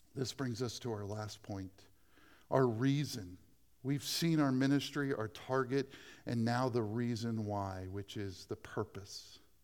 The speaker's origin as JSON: {"language": "English", "town": "Dover", "country": "United States", "tie": "born or raised there", "said": "I became a youth pastor in my hometown"}